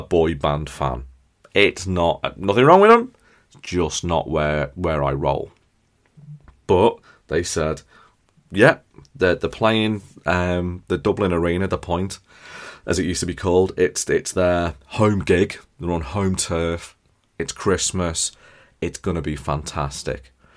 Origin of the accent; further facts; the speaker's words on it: near Liverpool, North West England, United Kingdom; we're from near Liverpool.